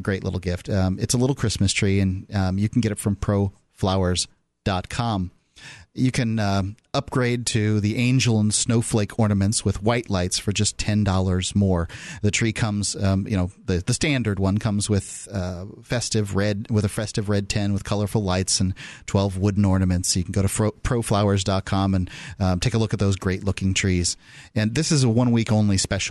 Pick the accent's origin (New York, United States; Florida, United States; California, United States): Florida, United States; moved away as an adult; now in New Hampshire, United States; From Florida, where I'm from